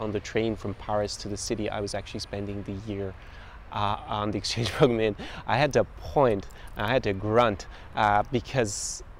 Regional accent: Ireland; moved away; also born or lived in United States / France / Belgium / Germany; And that's because I've lived in lots of countries since being born and growing up in Ireland. So you can probably hear different influences on my accent.

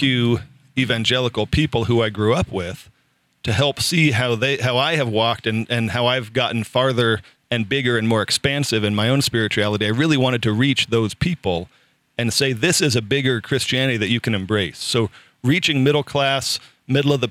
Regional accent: Southern California, United States; I grew up in Southern California in the Reagan era

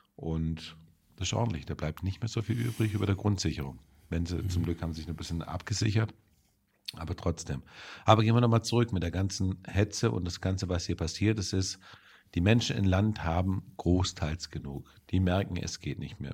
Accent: Germany; bei uns in Deutschland

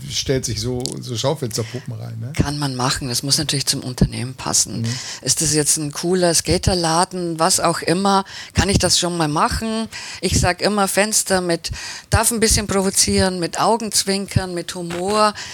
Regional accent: Baden-Württemberg, Germany; Ich bin ja Schwäbin

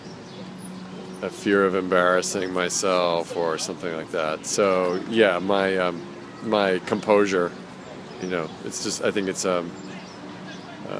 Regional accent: Portland, Oregon, United States; I come from Portland, Oregon.

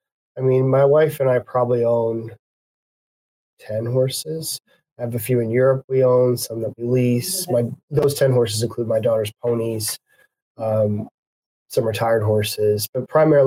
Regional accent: Calgary, Alberta, Canada; born or raised there; moved away; also born or lived in Ireland

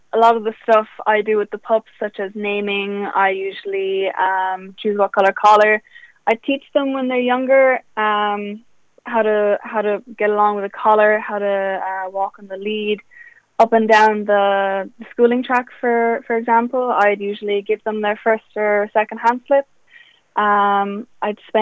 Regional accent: County Kildare, Ireland; also born or lived in Germany; When I was 3 years old, I moved to Kildare from Germany

